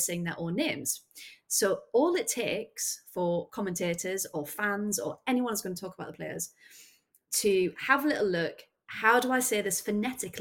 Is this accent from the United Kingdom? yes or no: yes; England, United Kingdom; we are English